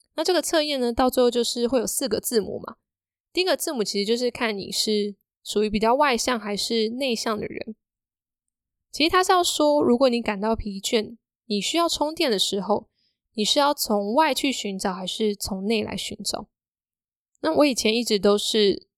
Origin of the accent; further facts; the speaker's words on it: Hsinchu, Taiwan; 因为我是新竹人嘛，所以要在新竹，当时有试着要找纯文字的工作